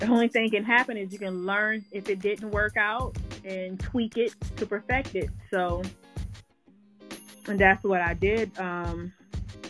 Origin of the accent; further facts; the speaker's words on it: Newark, New Jersey, United States; moved away as an adult; now in Jacksonville, United States; I'm originally from Newark, New Jersey, Brick City.